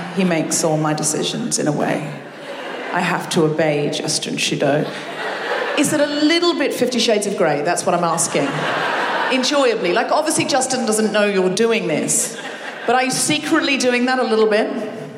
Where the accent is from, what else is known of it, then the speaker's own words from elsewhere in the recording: Australia; first language English; moved away as an adult; now in United Kingdom; I am British, but I'm dual with Australian